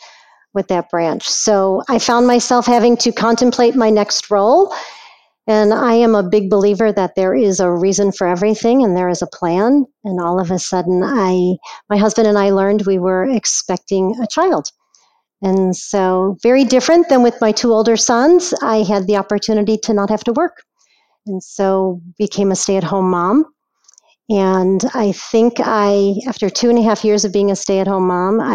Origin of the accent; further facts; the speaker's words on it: Chicago, Illinois, United States; was born and raised in Chicago